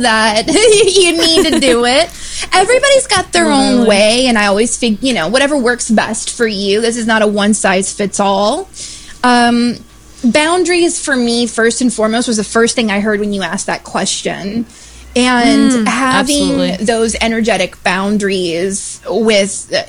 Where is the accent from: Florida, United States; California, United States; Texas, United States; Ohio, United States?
Florida, United States; I grew up in Florida